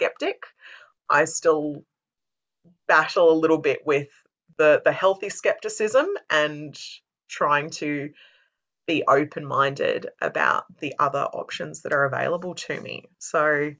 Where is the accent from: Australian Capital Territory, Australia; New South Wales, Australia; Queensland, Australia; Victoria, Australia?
Queensland, Australia; Brisbane; also born or lived in Perth; I was born in Brisbane, like I said, very close to the city. I did primary school in Perth